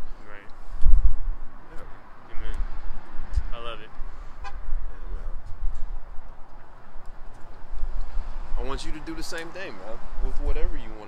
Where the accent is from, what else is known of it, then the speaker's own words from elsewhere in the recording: Longview, Texas, United States; we back in Longview, my hometown